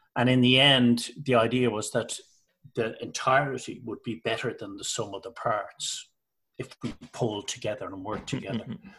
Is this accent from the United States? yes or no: no; Ireland; moved away as an adult; also born or lived in Liverpool; I'm Irish. My wife's Irish